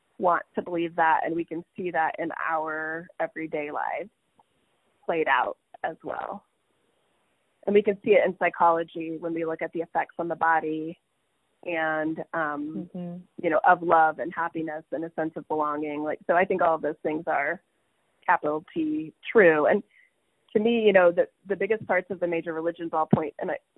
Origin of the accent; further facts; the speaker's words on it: Kokomo, Indiana, United States; my house where I grew up on North Webster Street in Kokomo, Indiana